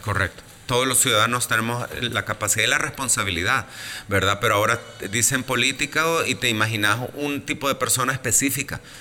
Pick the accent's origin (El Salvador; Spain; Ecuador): El Salvador; also born or lived in Mexico; vengo del Salvador